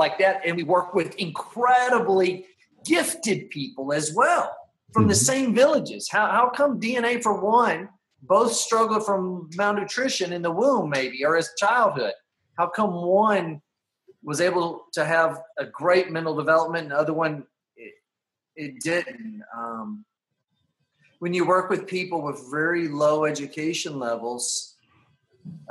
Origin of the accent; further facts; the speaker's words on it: United States; moved away as an adult; now in Honduras; But I'll never not be an American.